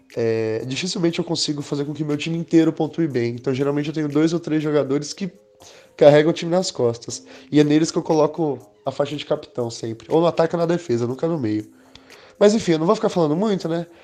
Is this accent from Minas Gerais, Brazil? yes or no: yes; Belo Horizonte, Minas Gerais, Brazil; eu sou de Belo Horizonte, corintiano